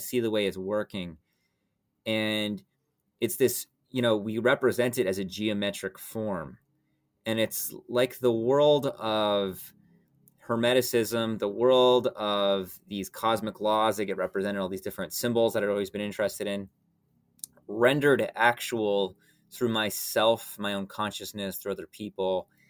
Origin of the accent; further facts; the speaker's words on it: Atlanta, Georgia, United States; like I grew up in Atlanta, Georgia, and I sort of felt like everything was like a giant mall, right?